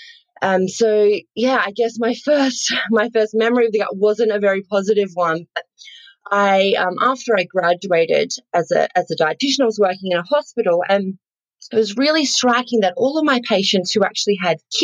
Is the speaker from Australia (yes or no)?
yes; Australia; accent: bogan; I grew up on a farm, actually. So I'm sure some of the listeners have picked up. I am Australian. My slightly bogan accent there